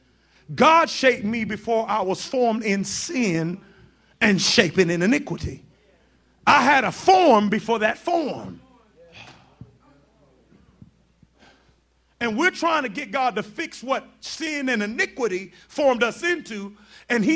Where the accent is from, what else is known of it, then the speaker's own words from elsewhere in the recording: New York, United States; I grew up in New York